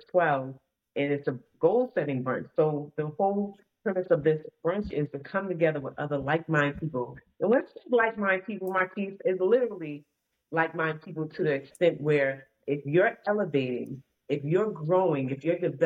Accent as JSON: {"language": "English", "town": "Boston", "region": "Massachusetts", "country": "United States", "said": "I'm from Boston, Massachusetts"}